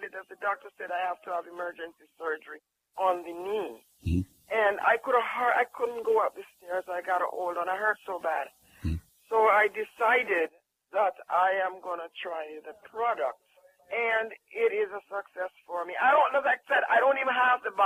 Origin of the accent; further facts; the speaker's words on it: Jamaica; I'm from Jamaica